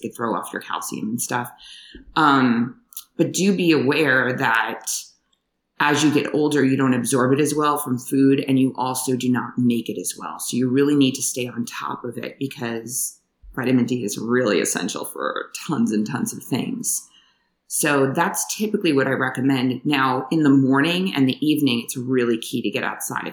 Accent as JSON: {"language": "English", "region": "New York", "country": "United States", "tie": "born or raised there", "also_born_or_lived": "Washington, D.C. / Hawaii / California / Thailand", "moved": "as an adult", "said": "I grew up in New York, trained in upstate New York"}